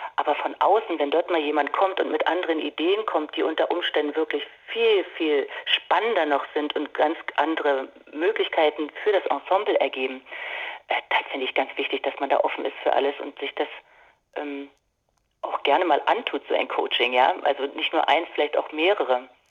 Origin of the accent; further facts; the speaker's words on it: Dortmund, North Rhine-Westphalia, Germany; moved away; in meiner Heimatstadt Dortmund zu sein. Ich habe ja dort lange Jahre gewohnt